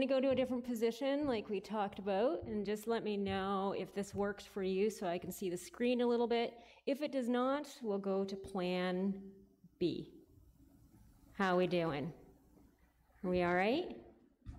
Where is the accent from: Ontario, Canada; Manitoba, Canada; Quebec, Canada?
Ontario, Canada; Listowel; now in Kitchener-Waterloo, Canada; I was raised in Listowel and went to Listowel Mennonite Church growing up.